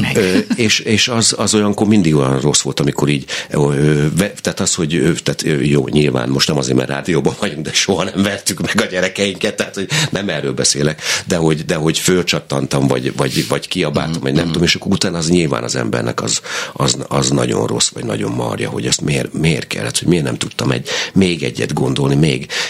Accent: Berkesz, Szabolcs-Szatmár-Bereg, Hungary; a Berkesz, ahol én tulajdonképpen nevelkedtem, a Berkeszi gyermekotthonban

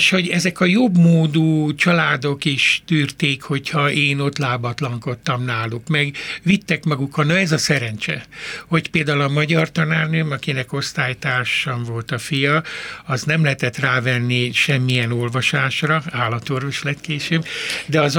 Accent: Röszke, Csongrád-Csanád, Hungary; born there; én, én néhány házra születtem a Rózsa Sándor

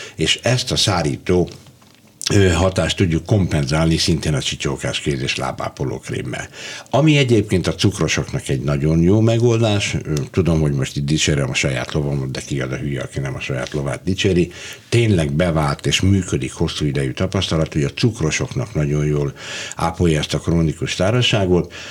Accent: Budapest, Hungary; also born or lived in Debrecen / Hajdúszoboszló; ugyan én Debrecenben születtem, de fél éves voltam kb. amikor Hajdúszoboszlóról, ö, Budapestre költöztünk

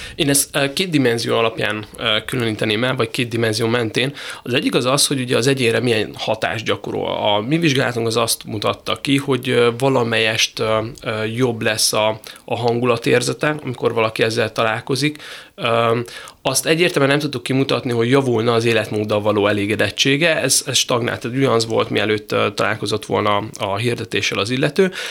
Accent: Szeged, Csongrád-Csanád, Hungary; én ugye Szegedről jöttem

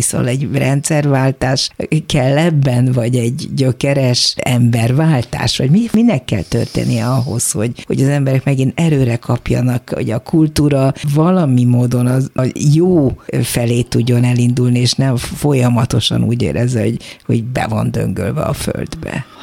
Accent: Hungary; Mi magyarok vagyunk

